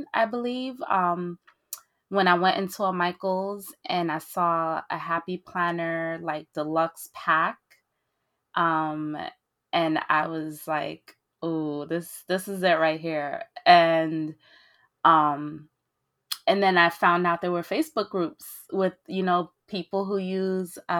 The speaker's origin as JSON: {"language": "English", "country": "Belgium", "tie": "born or raised there", "also_born_or_lived": "Haiti (ancestry)", "moved": "yes", "lives_now": "New York City, United States", "said": "originally I was born in Belgium to Haitian immigrants"}